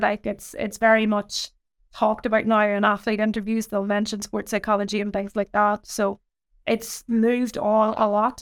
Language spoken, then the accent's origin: English; Ireland; I grew up, um, in a small kind of village in Ireland